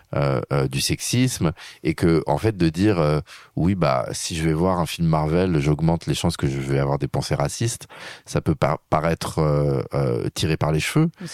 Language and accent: French; France; je suis un Français